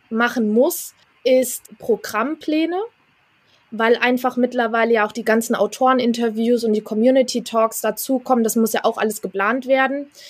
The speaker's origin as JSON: {"language": "German", "region": "Hesse", "country": "Germany", "said": "ich komme aus Hessen"}